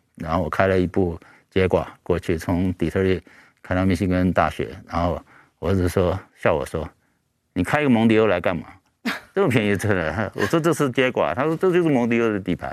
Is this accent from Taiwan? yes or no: yes; Taiwan; 我自己本身也是，嗯，土生土长的台湾人